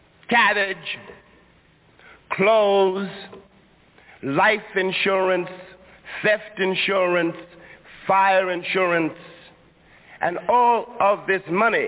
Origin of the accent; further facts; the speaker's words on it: New York City, New York, United States; I was born in Harlem. I was raised in Harlem. And indeed, as long as I live, I will never be able really to leave Harlem.